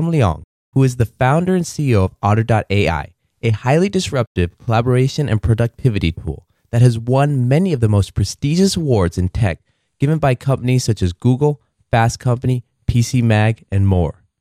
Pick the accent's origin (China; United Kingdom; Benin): China; Beijing; moved away as an adult; also born or lived in Tucson, Arizona / Atlanta / Mountain View, California; now in United States; I was born in China, in Beijing. I grew up there.